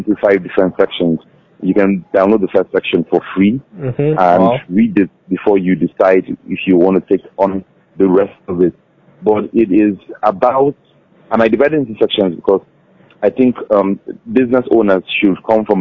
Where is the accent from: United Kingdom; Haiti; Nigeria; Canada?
Nigeria